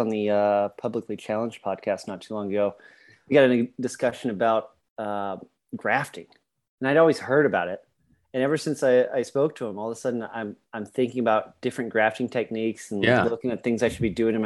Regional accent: Colorado, United States; moved away as an adult; now in Virginia, United States; I grew up in Colorado, loving the outdoors

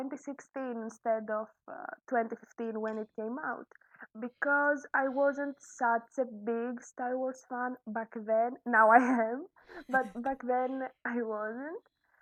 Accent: Greece; English is a second language; I'm from Greece. I live in Greece.

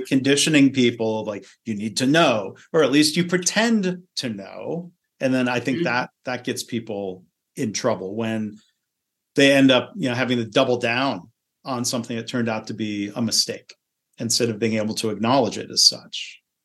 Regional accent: Michigan, United States; I grew up in Michigan

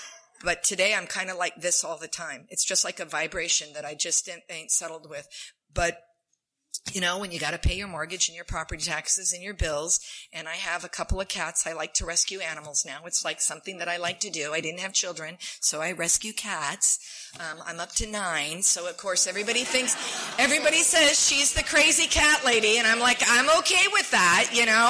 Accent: San Diego, California, United States; born there; So I was born in San Diego.

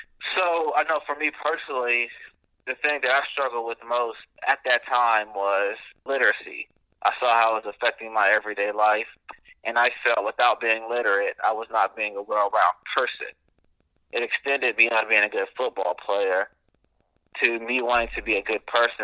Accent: Valdosta, Georgia, United States; I grew up in Valdosta, Georgia, single-parent household

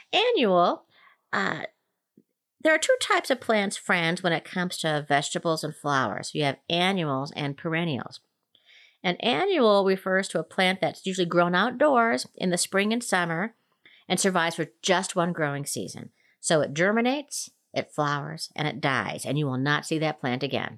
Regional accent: Minnesota, United States; also born or lived in Denver metro area, Colorado; now in Denver, United States; I grew up in Minnesota

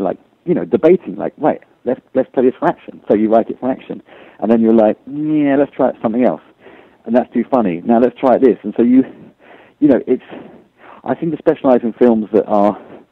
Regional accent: United Kingdom; I'm a British citizen

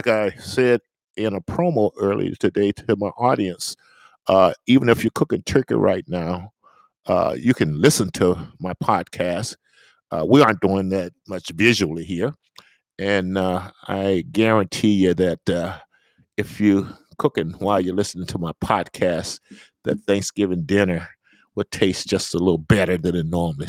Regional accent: the South, Southern United States, United States; I'm a Southerner

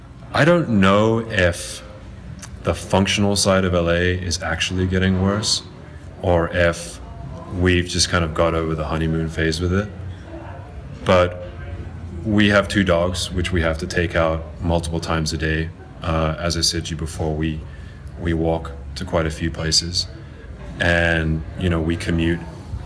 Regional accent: Zimbabwe; now in Los Angeles, United States; I'm from Zimbabwe originally.

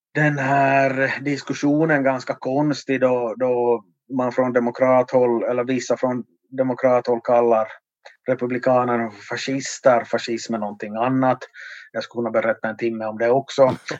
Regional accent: Vaasa, Ostrobothnia, Finland; min hemort här i Vasa

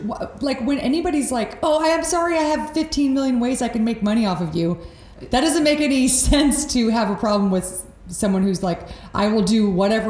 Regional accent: Texas, United States; moved away; And I'm from Texas

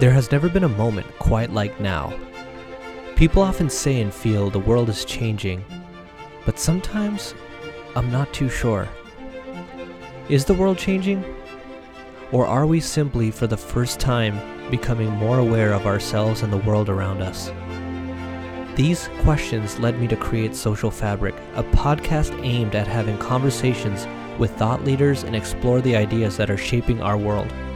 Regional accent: United States; being an American

